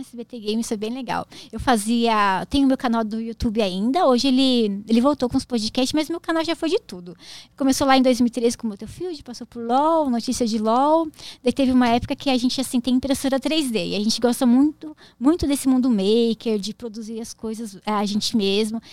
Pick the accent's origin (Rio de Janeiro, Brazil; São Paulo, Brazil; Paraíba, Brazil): São Paulo, Brazil; Jundiaí; eu sou de Jundiaí